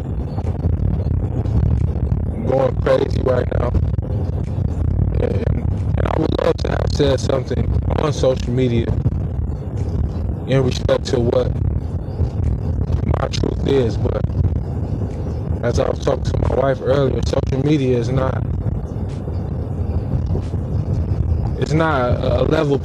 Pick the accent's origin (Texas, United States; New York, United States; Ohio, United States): Ohio, United States; Cleveland; I'm from Cleveland, Ohio, inner city, Glenville High School graduate